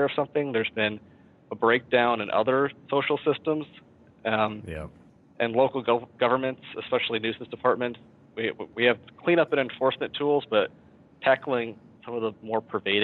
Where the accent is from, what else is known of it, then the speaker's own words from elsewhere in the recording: Mount Vernon, Iowa, United States; I grew up in Mount Vernon, Iowa